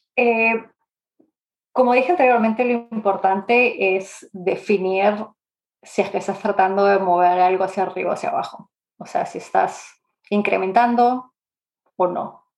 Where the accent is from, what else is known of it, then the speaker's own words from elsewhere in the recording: Lima, Peru; moved away as an adult; also born or lived in Canada; now in England, United Kingdom; yo nací en Lima, en Perú, y ah, en verdad hace 17 años que no vivo ahí. Me mudé a Canadá a los 18, 19 más o menos